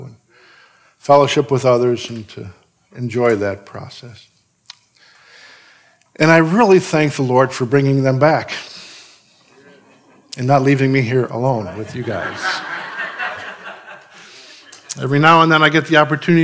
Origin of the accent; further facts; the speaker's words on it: Chicago, Illinois, United States; growing up in Chicago, having an extended family in Chicago